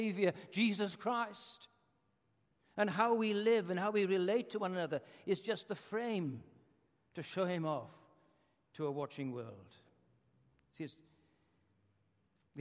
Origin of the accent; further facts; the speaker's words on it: Wales, United Kingdom; moved away; I come from Wales, which is a kind of socialist country